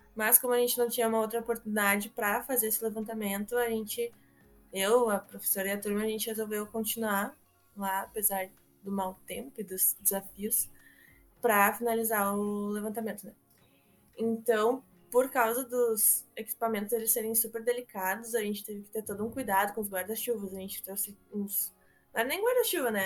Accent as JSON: {"language": "Portuguese", "area": "Portão", "region": "Rio Grande do Sul", "country": "Brazil", "said": "Eu sou aqui de Voti"}